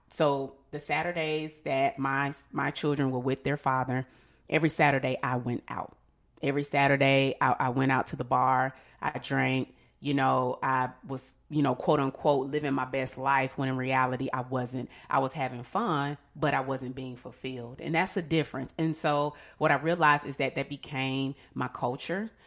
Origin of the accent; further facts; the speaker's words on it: Atlanta, Georgia, United States; I am a mother of two children and I'm from Atlanta